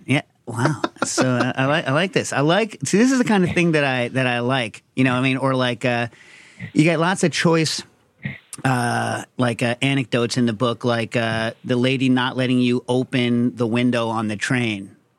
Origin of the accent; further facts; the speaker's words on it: United States; I'm American